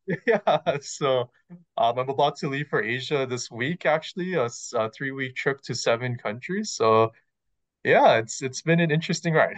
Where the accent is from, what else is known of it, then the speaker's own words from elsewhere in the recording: Hawaii, United States; moved away as an adult; also born or lived in Riverside, California / Costa Mesa, California; now in California, United States; I'm originally from Hawaii.